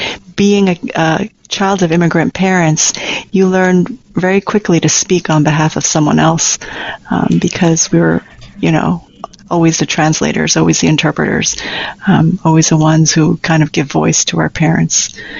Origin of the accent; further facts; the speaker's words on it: New York City, New York, United States; growing up in Queens in the 70s and 80s